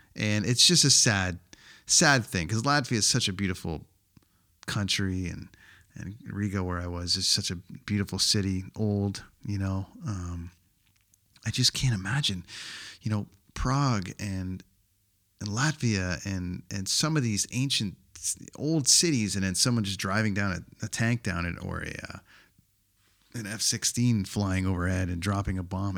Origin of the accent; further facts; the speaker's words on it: Canada; my home country of Canada